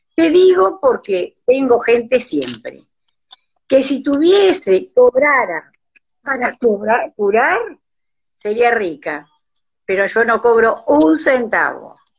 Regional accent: Pedernales, Buenos Aires Province, Argentina; Yo nací y me crié en Pedernales.

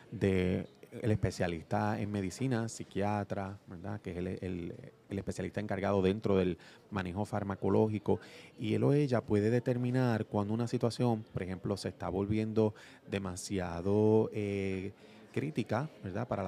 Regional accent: Ponce, Puerto Rico; Nacido y criado aquí de, de Ponce

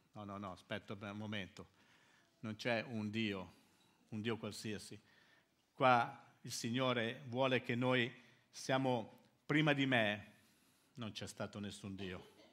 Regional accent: Milan, Lombardy, Italy; moved away as an adult; now in Livorno, Italy; io sono arrivato a Livorno, da Milano. Noi siamo milanesi, sono milanesi, siamo nati a Milano.

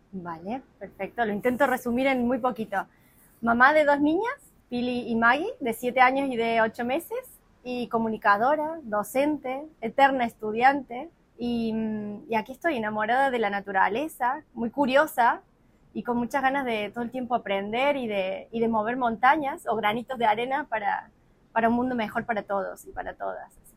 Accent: Córdoba, Argentina; moved away as an adult; now in Málaga, Spain; Nosotros somos Córdoba de la Nueva Andalucía

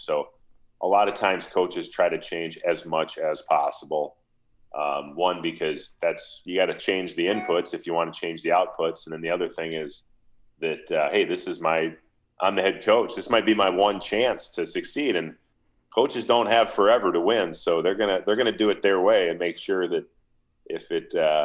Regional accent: Minnesota, United States; getting drafted by my hometown team.

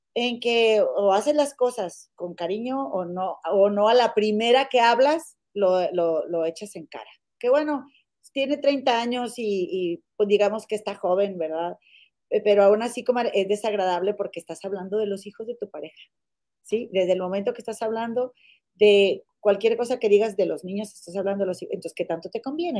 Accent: Monterrey, Nuevo León, Mexico; now in Chicago, United States; yo vivo en Chicago, pero las dos somos mexicanas de Monterrey

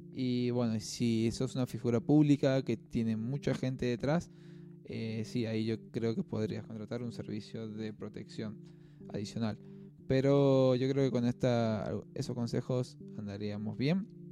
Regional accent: Argentina; estamos siendo bastante generosos como sociedad, como argentinos

